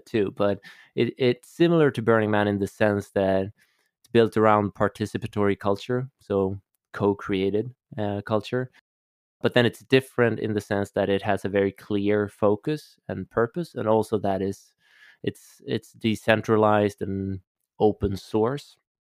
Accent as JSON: {"language": "English", "town": "Stockholm", "region": "Stockholm County", "country": "Sweden", "said": "I'm Swedish, I'm from Stockholm, and I grew up, um, in a family of of scientists"}